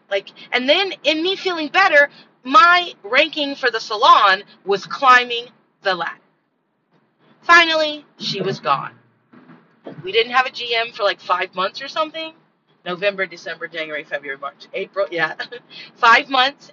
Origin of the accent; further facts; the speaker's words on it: California, United States; moved away; I'm from California, and from the time that I lived in California, when I was born